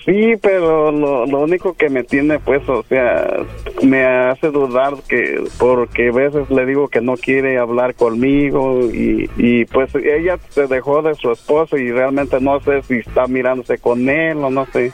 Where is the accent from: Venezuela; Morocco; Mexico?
Mexico; Guadalajara, Jalisco; yo soy de Guadalajara